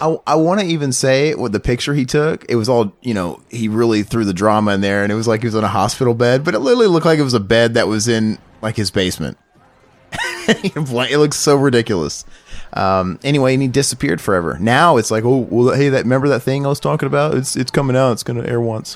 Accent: the Ozarks, United States; I'm from the Ozarks

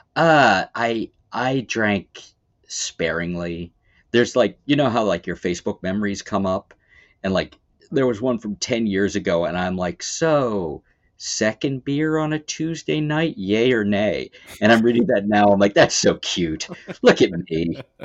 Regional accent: Baltimore, Maryland, United States; now in Erie, United States; I am from Baltimore.

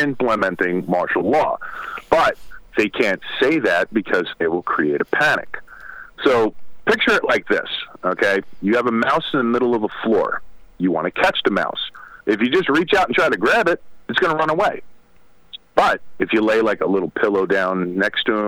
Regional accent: New York City, New York, United States; moved away; also born or lived in Ridgewood, Queens; I'm originally from Brooklyn

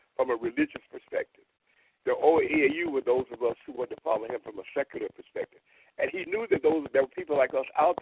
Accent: Tuskegee, Alabama, United States; In Tuskegee, my hometown

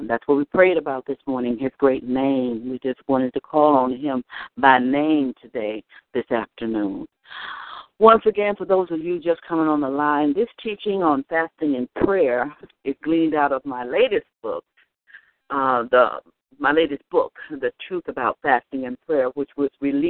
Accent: the South, United States; I was raised in the South, and in the South we are very hospitable people.

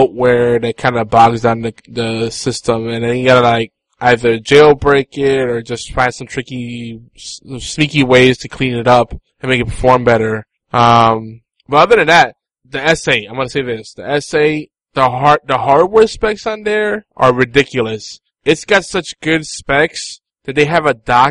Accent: United States; we're American.

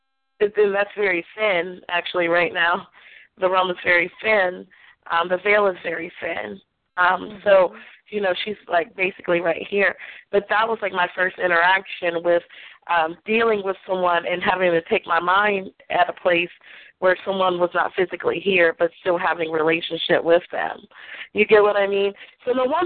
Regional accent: Aberdeen, Maryland, United States; I was from Aberdeen, Maryland, and I was really young.

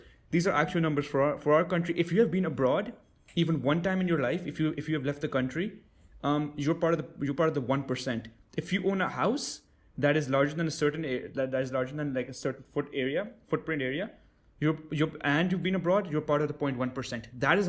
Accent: Pakistan; So, me being a Pakistani, I'm.

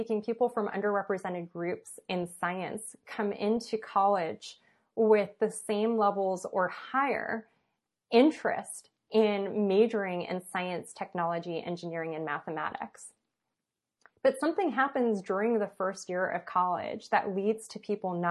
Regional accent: Los Angeles, California, United States; I went to high school in West LA, even though I was born and raised in East

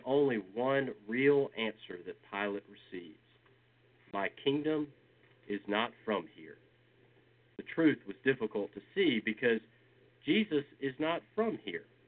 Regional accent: Georgia, United States; I am a boy from Georgia

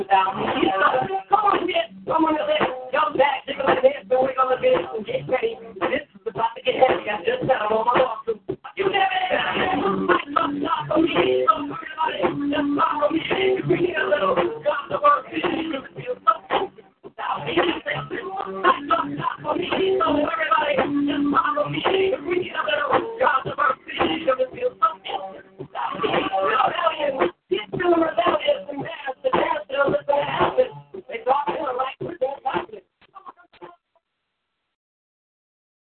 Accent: Philadelphia, Pennsylvania, United States; I was raised in North Philly. Born and raised.

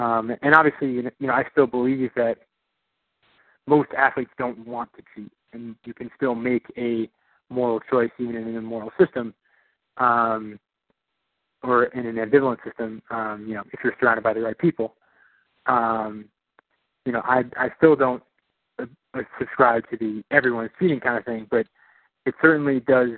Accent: New York, United States; born there; also born or lived in Illinois; I was born in New York. That's where my family's from.

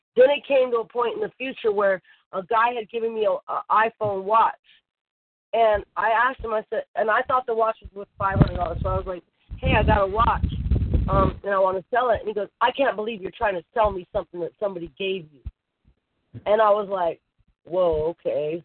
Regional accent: Bay Area, California, United States; moved away as an adult; I grew up in the Bay Area

